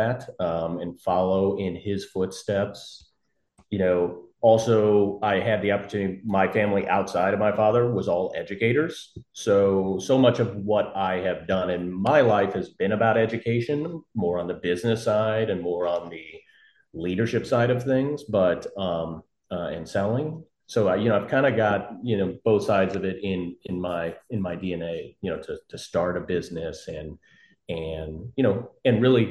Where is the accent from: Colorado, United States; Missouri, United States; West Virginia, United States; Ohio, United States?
Missouri, United States; St. Louis; also born or lived in San Francisco; I grew up here in St. Louis, kind of born and raised, never really left outside of maybe 3-4 years out in San Francisco and Silicon Valley